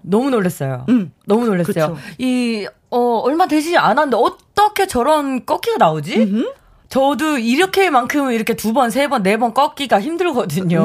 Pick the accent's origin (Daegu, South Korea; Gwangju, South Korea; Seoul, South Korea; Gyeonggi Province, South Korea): Daegu, South Korea; accent: Gyeongsang dialect; 저는 그러면 어, 어 경상도 출신이라서 네. 어 경상도 사투리로